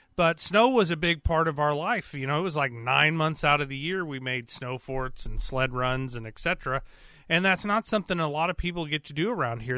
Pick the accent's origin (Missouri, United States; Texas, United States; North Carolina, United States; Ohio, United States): Missouri, United States; Carthage, Joplin, Neosho area; also born or lived in east side of Lake Michigan, Michigan / Marionville, Missouri; I'm from around the Carthage, Joplin, Neosho kind of area. But I spent a significant amount of my time um, up north on the east side of Lake Michigan